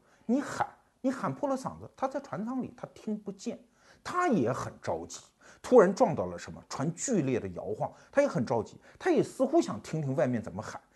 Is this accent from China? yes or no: yes; Anhui, China; 我们安徽人的老前辈李鸿章